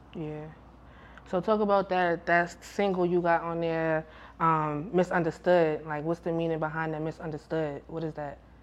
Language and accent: English; New York, United States; I'm from New York.